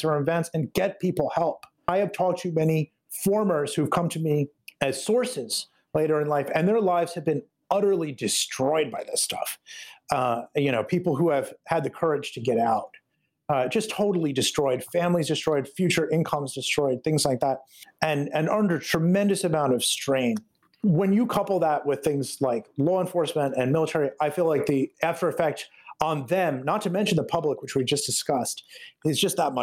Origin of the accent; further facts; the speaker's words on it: United States; as an American